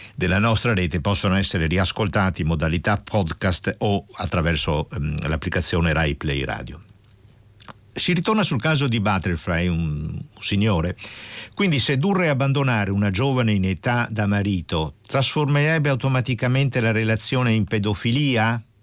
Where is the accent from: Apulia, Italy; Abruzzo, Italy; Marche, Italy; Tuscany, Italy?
Apulia, Italy; io sono pugliese